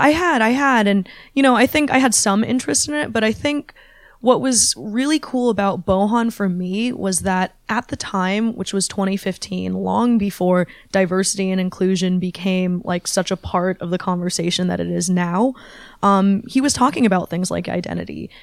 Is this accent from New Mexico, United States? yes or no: no; Bay Area, California, United States; growing up in the Bay Area, there was always a big Chinese American population